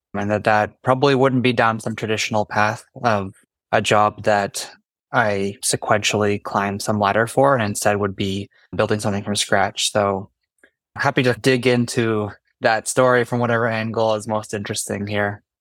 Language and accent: English; Canada; now in New York, United States; I'm actually Canadian. Normally, I'm based in New York, though